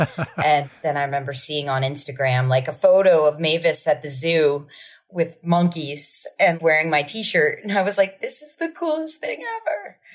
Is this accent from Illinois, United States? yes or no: no; Asbury Park, New Jersey, United States; because I'm from Asbury Park